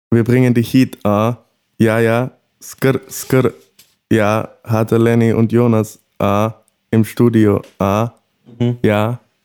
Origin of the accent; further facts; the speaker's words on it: Morocco; moved away; Als, als, als gebürtiger Marokkaner.